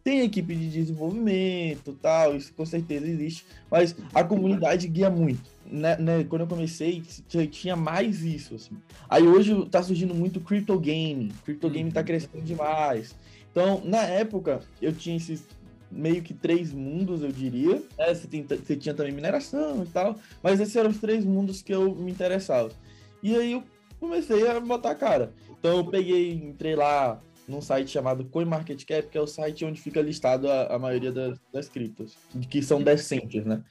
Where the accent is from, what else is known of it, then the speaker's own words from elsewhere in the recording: Salvador, Bahia, Brazil; now in São Paulo, Brazil; eu sou de Salvador, Bahia